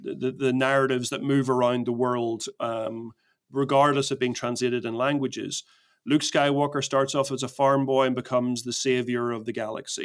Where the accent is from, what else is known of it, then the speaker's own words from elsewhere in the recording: Belfast, Northern Ireland, United Kingdom; I grew up in Belfast in Northern Ireland